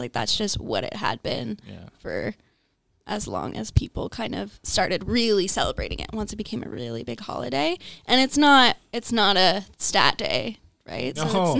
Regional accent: United States; moved away; I grew up in the States

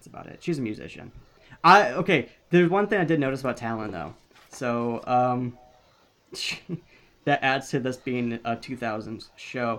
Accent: Midwest, United States; We're from the Midwest

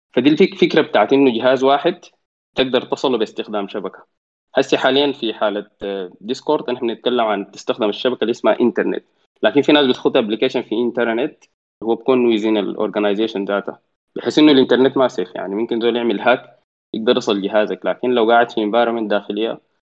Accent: Sudan; عندنا في السودان

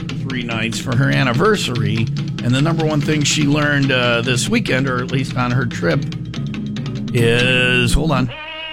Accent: Burlington, Wisconsin, United States; I grew up in Burlington, Wisconsin, the best of all the Burlingtons.

